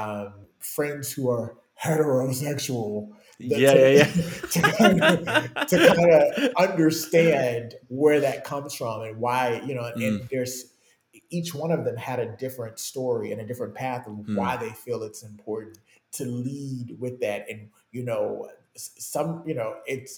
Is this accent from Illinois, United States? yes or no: yes; Chicago, Illinois, United States; I grew up in Chicago